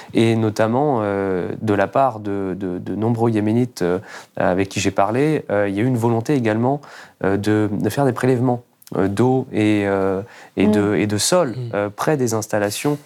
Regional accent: France; nous, en tant que Français, en tant que citoyens

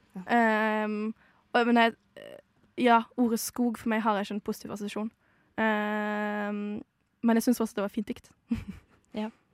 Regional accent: Modalen, Vestland, Norway; moved away as an adult; now in Oslo, Norway; Mo er da der jeg kommer fra.

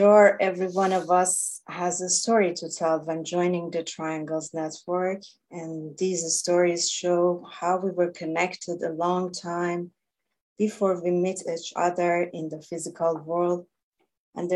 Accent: Iran; English is a second language; I was born in Iran

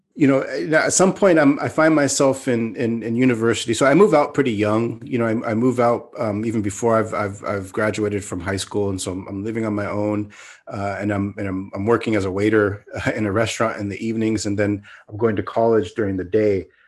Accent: Mountain View, California, United States; moved away as an adult; now in Turkey; I grew up in in California, in the Bay Area, in the the mid '70s. I was born in 1973 in Mountain View, California

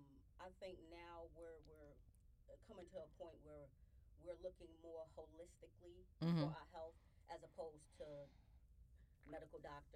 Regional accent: New York City, New York, United States; Originally, I am from Bed-Stuy, Brooklyn.

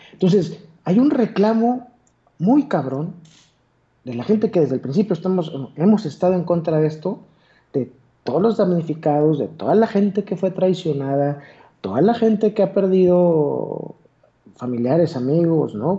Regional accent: Torreón, Coahuila, Mexico; accent: golpeado; soy de Torreón. Hablo como bien golpeado

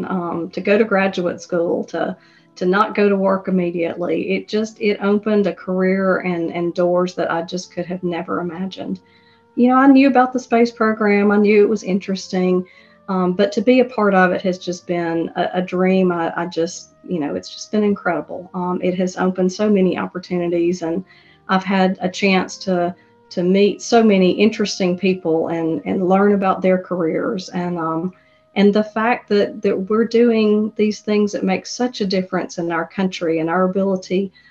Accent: Birmingham, Alabama, United States; it's my hometown, it's where I grew up

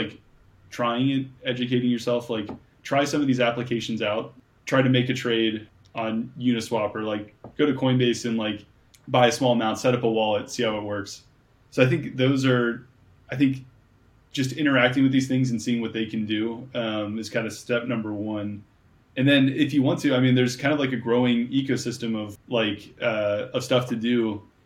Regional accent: Cincinnati, Ohio, United States; Growing up in Cincinnati, like, I had to spell my name in a very funny way

